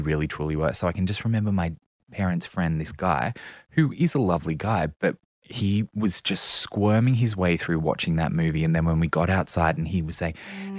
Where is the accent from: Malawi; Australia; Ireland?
Australia; Central Coast, New South Wales; grew up on the Central Coast